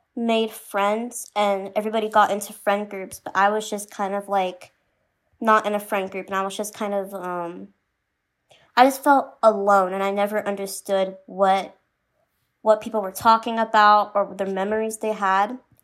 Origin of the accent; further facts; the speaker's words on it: Phoenix, Arizona, United States; I'm from Phoenix, Arizona